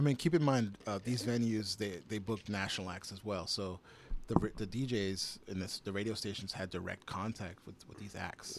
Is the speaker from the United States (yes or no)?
yes; Chelsea, Massachusetts, United States; also born or lived in Somerville, Massachusetts / Michigan; I grew up in Chelsea